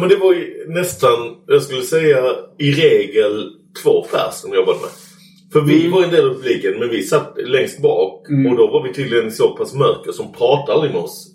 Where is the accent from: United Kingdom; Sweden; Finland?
Sweden; jag var, från Sverige